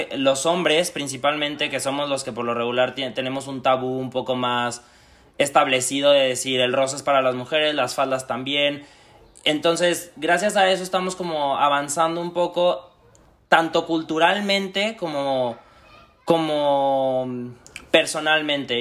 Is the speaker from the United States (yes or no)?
no; Aguascalientes, Mexico; moved away as an adult; now in Madrid, Spain; Soy del estado de Aguascalientes, pero ya llevo dos años viviendo en Madrid